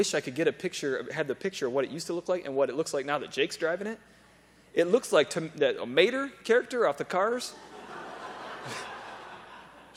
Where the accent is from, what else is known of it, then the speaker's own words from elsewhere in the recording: United States; I'm an American